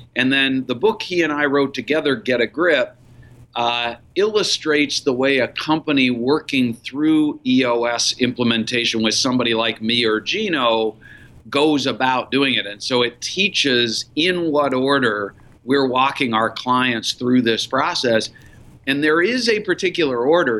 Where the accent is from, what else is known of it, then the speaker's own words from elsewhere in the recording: Minneapolis, Minnesota, United States; also born or lived in Columbus, Ohio; I was running a small business in Minneapolis, my hometown and I had moved to Minneapolis from Columbus, Ohio uh, for the opportunity